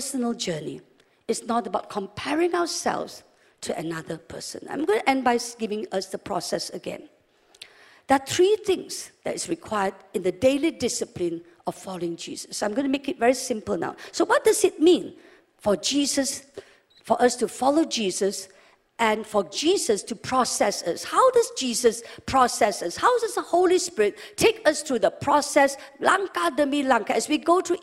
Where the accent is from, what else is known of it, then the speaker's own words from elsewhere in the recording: West Malaysia, Malaysia; also born or lived in England / Sabah; We're from West Malaysia